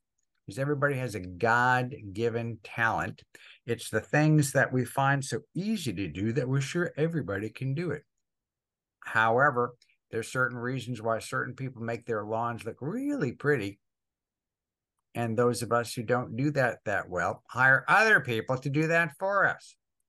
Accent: New Jersey, United States; I had the handicap of growing up in Northern New Jersey

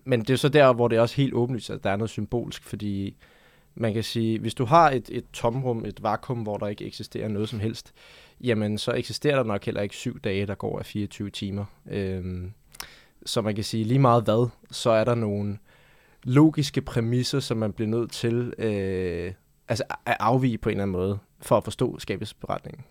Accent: Denmark; jeg voksede op her i Danmark

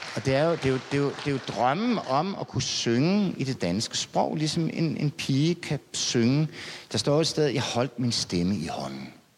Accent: Denmark; jeg er provinsbo

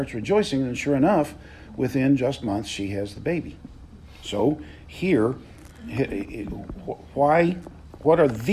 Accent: the South, Southern United States, United States; as a Southerner

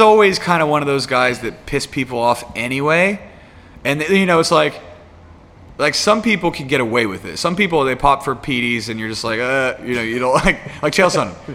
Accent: United States; I'm American

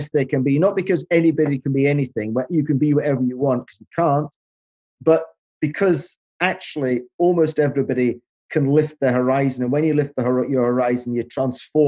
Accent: Aberdeen, Scotland, United Kingdom; when I was a child growing up beside the River Dee in Aberdeen

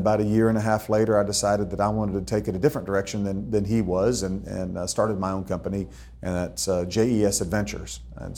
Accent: Austin, Texas, United States; also born or lived in Burnet County, Texas; I was born and raised in Austin, Texas. Left in 94 to move out to the first ranch that my wife and I bought in Burnett County.

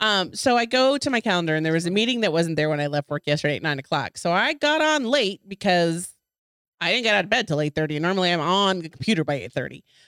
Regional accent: Texas, United States; I'm from Texas

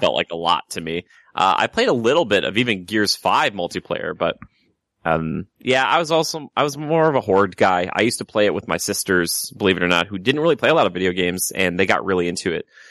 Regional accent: Minnesota, United States; now in California, United States; I come from the great land of Minnesota

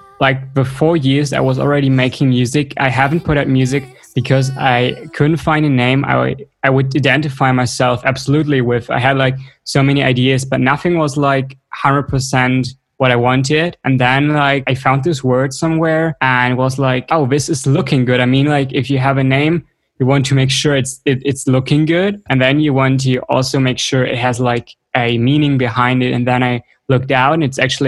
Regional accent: Cologne, North Rhine-Westphalia, Germany; moved away as an adult; also born or lived in western Germany near the Netherlands and Belgium; I'm from Cologne.

